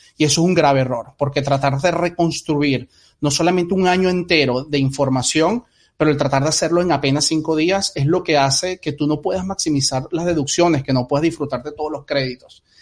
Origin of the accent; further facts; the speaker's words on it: Venezuela; now in United States; muchos venimos de Venezuela